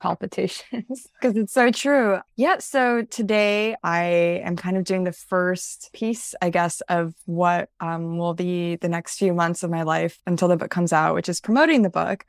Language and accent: English; central Illinois, United States; moved away; growing up in central Illinois, which also involved growing up in the Midwest as a Chinese American, as the daughter of immigrants